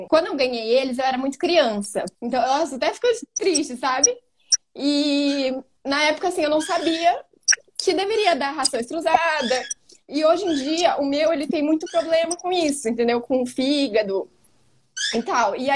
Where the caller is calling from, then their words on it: Campinas, São Paulo, Brazil; minha casa, mas eu falo de Campinas.